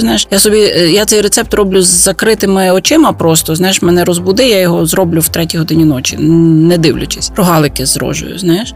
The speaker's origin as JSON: {"language": "Ukrainian", "town": "Lviv", "region": "Lviv Oblast", "country": "Ukraine", "tie": "born or raised there", "said": "я би була скоріше львів'янкою"}